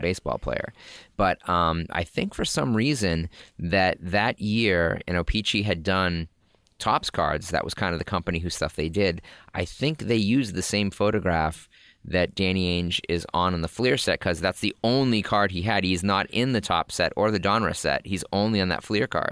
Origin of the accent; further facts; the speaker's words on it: Massachusetts, United States; we're in Massachusetts